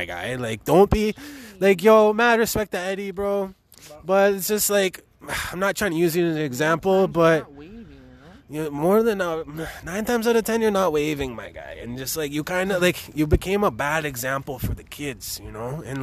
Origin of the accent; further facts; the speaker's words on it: Toronto, Ontario, Canada; We're tuning in from Toronto, we from the 6.